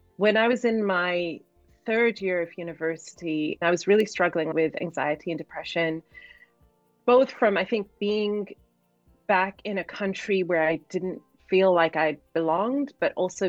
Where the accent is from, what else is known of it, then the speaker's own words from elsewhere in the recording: Cardiff, Wales, United Kingdom; Growing up in Cardiff in Wales, I remember being at school and being one of the only Black kids, as well as definitely the only Muslim kid, because my parents sent us to Roman Catholic school.